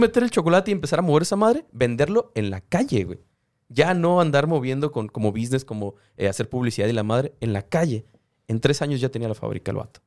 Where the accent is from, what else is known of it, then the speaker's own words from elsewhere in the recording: Tijuana, Baja California, Mexico; now in Mexicali, Mexico; yo soy de Tijuana, viviendo en Mexicali ahorita